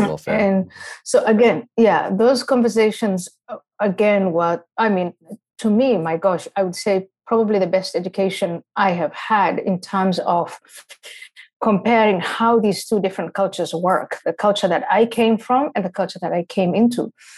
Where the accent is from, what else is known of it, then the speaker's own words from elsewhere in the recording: Somalia; I come from the Somali culture, but just not Somalia alone, the wider Islamic culture.